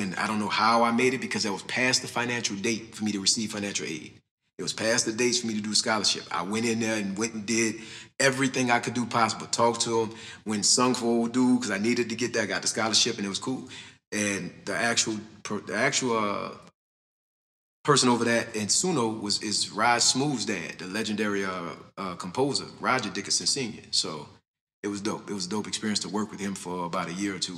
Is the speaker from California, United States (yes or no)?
no; New Orleans, Louisiana, United States; I grew up back there